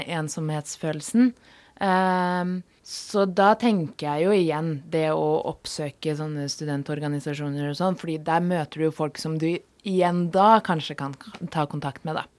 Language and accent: Norwegian; Oslo, Norway; moved away as an adult; now in Volda, Norway; jeg kom fra et studie hjemme i Oslo